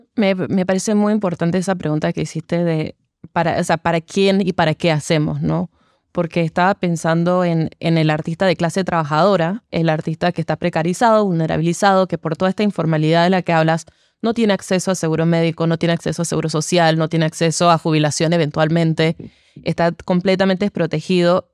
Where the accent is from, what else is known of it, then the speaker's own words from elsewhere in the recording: Panama; como artistas panameños